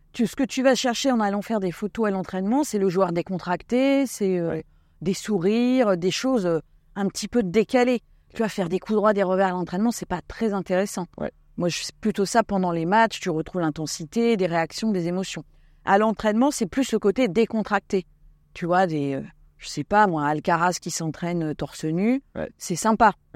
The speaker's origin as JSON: {"language": "French", "area": "Essonne, Paris region", "region": "Île-de-France", "country": "France", "tie": "born or raised there", "also_born_or_lived": "Ariège / Basque Country"}